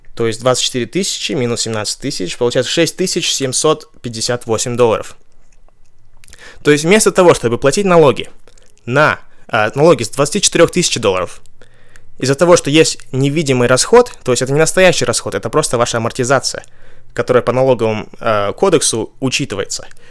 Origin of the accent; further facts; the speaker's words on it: Kazakhstan; now in Ventura, United States; я из Казахстана, и чтобы из моего города полететь а, в Вентуру, где я живу